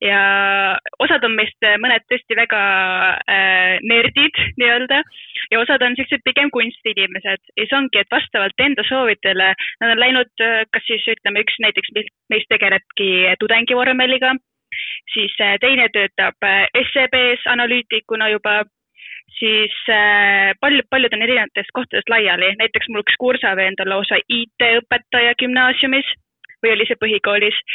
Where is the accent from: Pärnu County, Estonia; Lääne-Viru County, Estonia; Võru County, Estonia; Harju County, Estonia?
Harju County, Estonia; Tallinn; ma tahan Tallinnasse jääda, kuna ma olen tallinlane